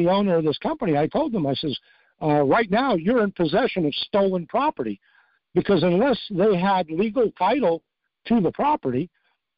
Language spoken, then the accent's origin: English; New York, United States; moved away; I'm from New York originally